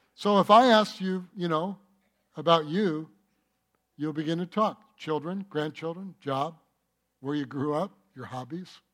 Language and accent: English; Michigan, United States; moved away; also born or lived in North Carolina / California; I grew up in Michigan